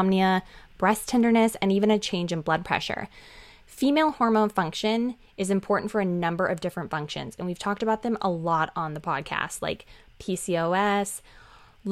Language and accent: English; Arizona, United States; Arizona, it's the best